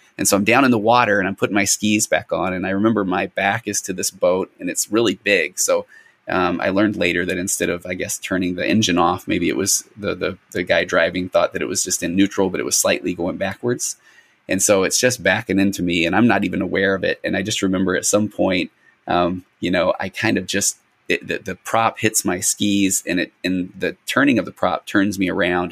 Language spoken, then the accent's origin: English; Sandy, Utah, United States; I grew up in Sandy, Utah, and I was one of the only non-members around